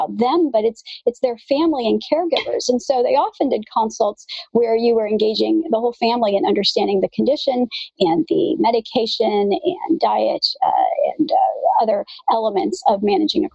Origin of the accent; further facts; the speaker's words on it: Midwest, United States; moved away as an adult; also born or lived in Kansas; now in California, United States; I grew up in the Midwest